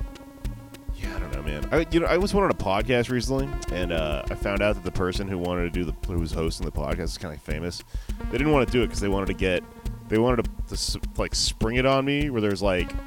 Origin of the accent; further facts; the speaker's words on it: Texas, United States; I'm from Texas